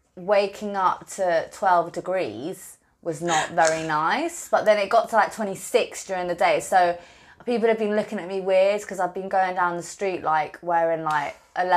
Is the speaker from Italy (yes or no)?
yes; Palermo, Sicily, Italy; I come from Palermo where, I don't know Fahrenheit, but in Celsius it was like 35 degrees every day.